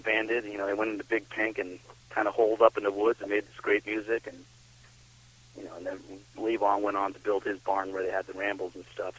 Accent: south of Boston, Massachusetts, United States; moved away as an adult; now in Vermont, United States; I grew up down in Massachusetts, down in um south of Boston.

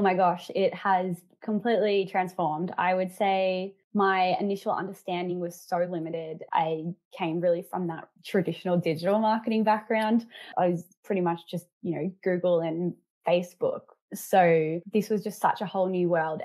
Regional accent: Melbourne, Victoria, Australia; I come from Melbourne

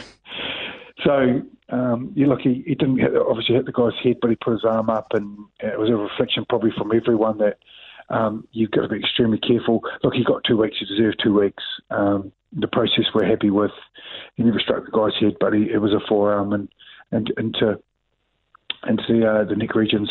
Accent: New Zealand; I'm a New Zealander

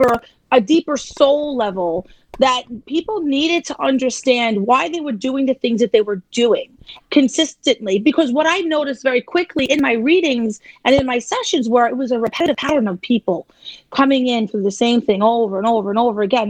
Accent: New York City, New York, United States; I'm from Staten Island

